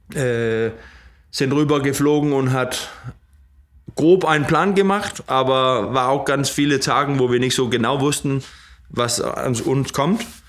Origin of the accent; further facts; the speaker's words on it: Odder, Central Denmark Region, Denmark; German is a second language; in Oder, wo ich herkomme